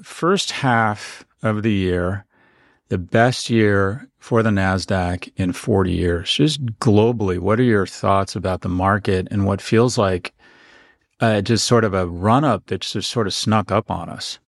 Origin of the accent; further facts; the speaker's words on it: San Diego, California, United States; I was born in San Diego because my parents, who were living in Toronto, read in the newspaper